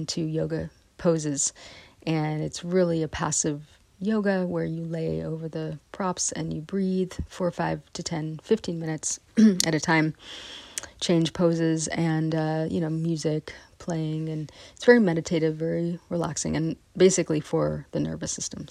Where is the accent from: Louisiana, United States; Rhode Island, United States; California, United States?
California, United States; West Marin; also born or lived in San Rafael, California; I'm from West Marin